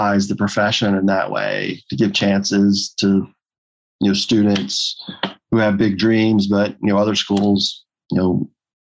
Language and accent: English; Fulton County, Georgia, United States; I was born in Fulton County